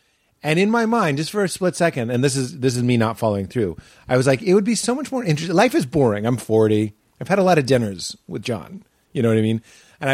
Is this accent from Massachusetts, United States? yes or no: yes; Lexington, Massachusetts, United States; I'm from Lexington.